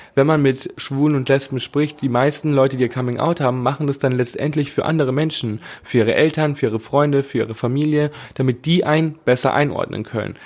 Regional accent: Bad Reichenhall, Bavaria, Germany; Ich komme aus Bad Reichenhall

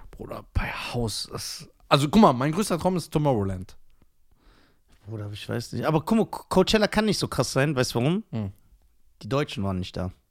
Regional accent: India; Auch als Inder. Ich, wenn ich so meine Haare glätte.

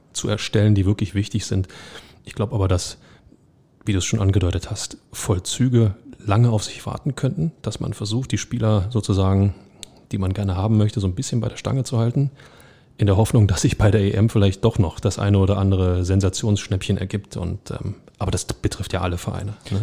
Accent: Berlin, Germany; als Berliner

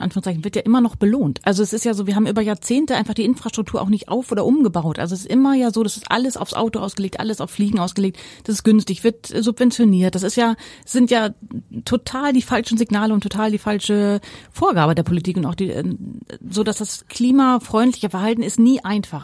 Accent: Ruhr area, North Rhine-Westphalia, Germany; moved away as an adult; now in Pellworm, Germany; mit meiner Kindheit im Ruhrgebiet

